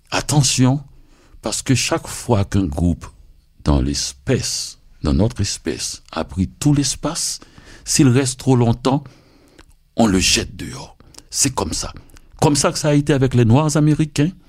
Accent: Haiti; moi, quand je venais d'Haïti.

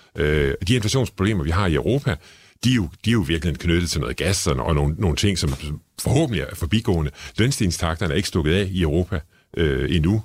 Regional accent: Struer, Central Denmark Region, Denmark; jeg kommer fra Struer

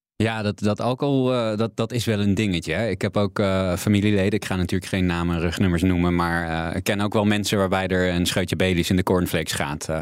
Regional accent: Limburg, Netherlands; mij als kleine jongen in Limburg

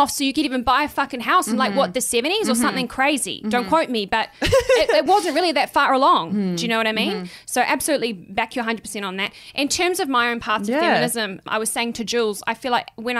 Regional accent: New Zealand; I'm white. I come from New Zealand.

